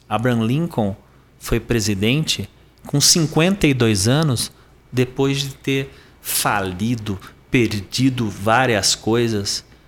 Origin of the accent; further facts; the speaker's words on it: Sorocaba, São Paulo, Brazil; eu sou paulistano, nasci em São Paulo, capital, mas eu cresci em Sorocaba